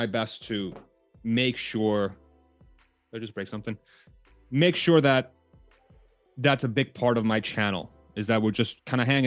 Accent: Spain; moved away; I was born in Spain

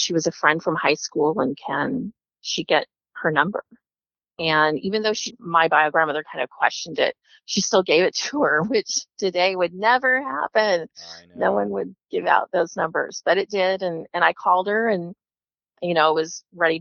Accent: Kansas, United States; I was born in Kansas, which is an open adoption state, open birth certificate.

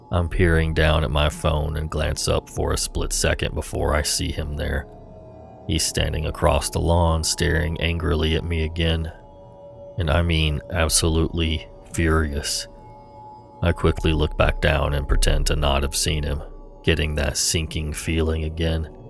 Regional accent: California, United States; Of course, I'm from California, and of course, I did not read the lease carefully.

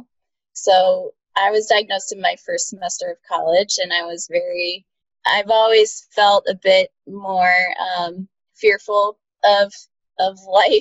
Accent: New York, United States; also born or lived in Boston; I'm from New York State, about an hour north of the city.

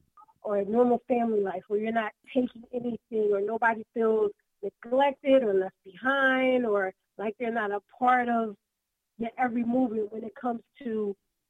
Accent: Philadelphia, Pennsylvania, United States; I'm from Philly

